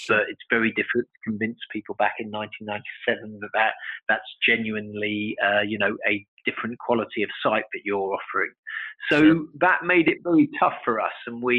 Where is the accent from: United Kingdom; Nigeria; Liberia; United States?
United Kingdom; London; Okay, well, I was born in London.